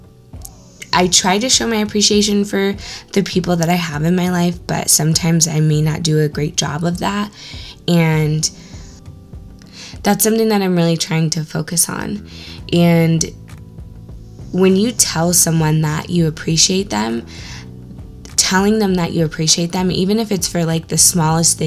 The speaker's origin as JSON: {"language": "English", "area": "Orange County", "region": "California", "country": "United States", "tie": "born or raised there", "said": "growing up in Orange County"}